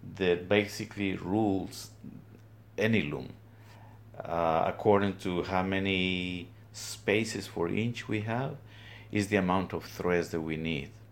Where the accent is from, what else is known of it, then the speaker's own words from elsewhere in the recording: Guatemala highlands, Guatemala; moved away as an adult; now in Trenton, United States; I'm originally from Guatemala, from the highlands